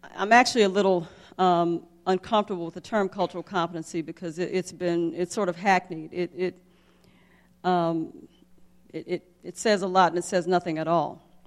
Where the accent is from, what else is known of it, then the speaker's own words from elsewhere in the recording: Jackson, Mississippi, United States; I grew up in the South, I grew up in Jackson, Mississippi